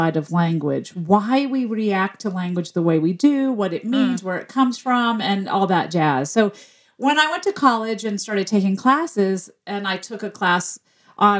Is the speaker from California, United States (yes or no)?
no; Memphis, Tennessee, United States; the city I grew up in, which was Memphis, Tennessee